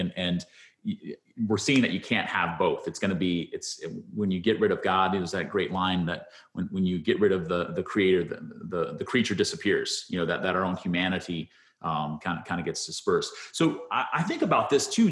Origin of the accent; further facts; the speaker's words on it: United States; see myself proudly as an American